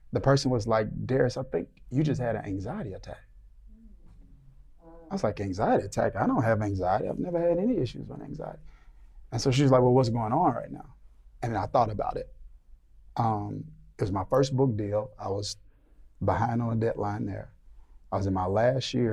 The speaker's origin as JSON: {"language": "English", "region": "Mississippi", "country": "United States", "tie": "born or raised there", "said": "But I grew up in the South. We're in the South now. But I grew up in Mississippi"}